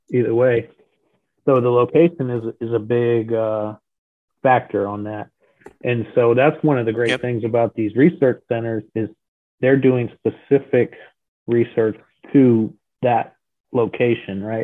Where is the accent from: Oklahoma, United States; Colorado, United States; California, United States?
Colorado, United States; moved away as an adult; now in Florida, United States; retired in about 2006 um, in Colorado. That's where I'm originally from.